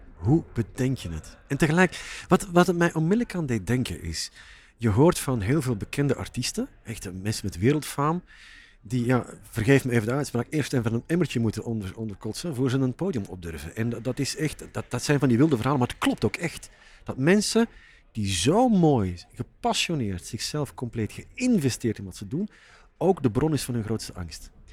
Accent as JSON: {"language": "Dutch", "region": "Flanders", "country": "Belgium", "said": "Als Vlaming"}